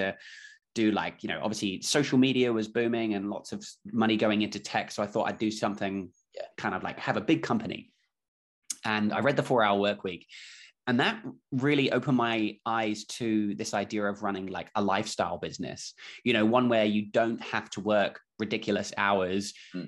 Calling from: Auckland, New Zealand; I'm calling in from Auckland, New Zealand. So it's Wednesday morning here.

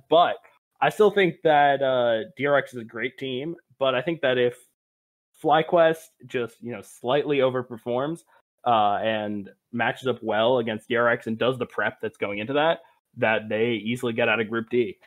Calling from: Providence, Rhode Island, United States; I'm also calling from Rhode Island. I'm from Providence instead of Narragansett, though

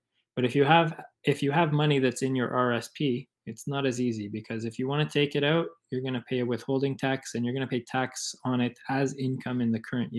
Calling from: Parry Sound, Ontario, Canada; I'm in Parry Sound at the moment.

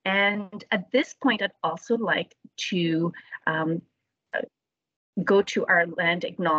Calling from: Noelville, Ontario, Canada; I am calling from Noelleville, Ontario, the traditional Anishinaabeg territory on lands occupied by the peoples Nipissing and Dokas First Nations.

